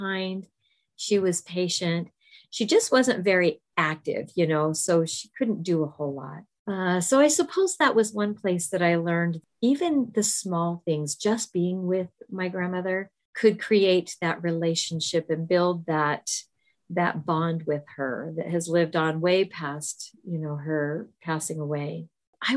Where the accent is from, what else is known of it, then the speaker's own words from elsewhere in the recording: Southern California, United States; we both grew up in Southern California